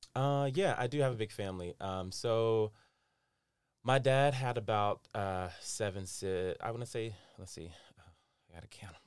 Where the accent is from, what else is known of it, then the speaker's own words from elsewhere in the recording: North Carolina, United States; born and raised in North Carolina, which makes me a Southern boy at heart